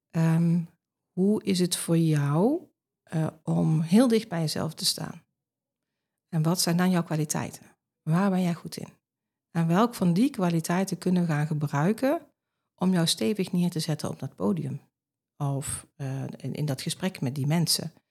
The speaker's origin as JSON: {"language": "Dutch", "region": "Limburg", "country": "Netherlands", "accent": "Limburgish", "said": "Maar goed, ik heb wel mijn Limburgse"}